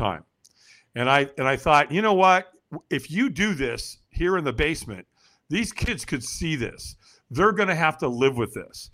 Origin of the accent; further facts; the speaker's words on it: Los Angeles, California, United States; I was born in Hollywood, California.